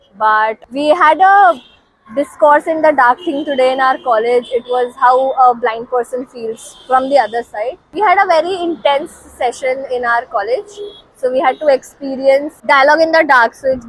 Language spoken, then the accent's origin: English; Kolkata, West Bengal, India; also born or lived in Delhi; now in Mumbai, India; I'm very new to Bombay. So I've traveled two cities too far, Delhi and Kolkata. I'm originally from Kolkata. It's a fast city.